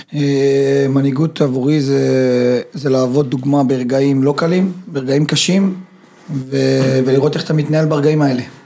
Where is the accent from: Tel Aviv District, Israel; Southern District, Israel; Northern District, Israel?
Southern District, Israel; Beersheba; moved away; also born or lived in Netanya / Germany; באתי מבאר שבע, אחרי זה, אחרי זה מנתניה